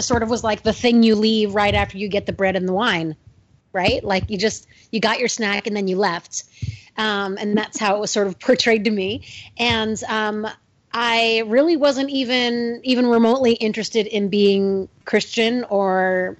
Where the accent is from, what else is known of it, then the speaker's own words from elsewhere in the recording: Westport, Connecticut, United States; also born or lived in Darien, Connecticut; I was raised in Westport